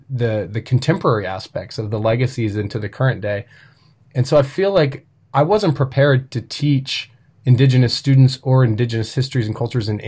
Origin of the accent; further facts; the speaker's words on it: Oklahoma, United States; also born or lived in Tahlequah, Oklahoma / Tulsa, Oklahoma; I'm from Tahlequah, Oklahoma, right? I'm from Cherokee Nation, and then the home of two distinct Cherokee nations. And I moved to Tulsa at a young age and grew up in Oklahoma